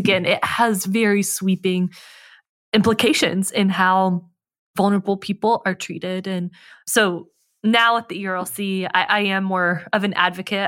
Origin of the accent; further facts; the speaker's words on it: North Carolina, United States; I'm from North Carolina